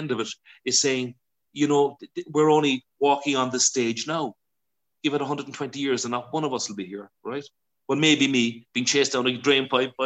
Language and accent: English; Ireland; being Irish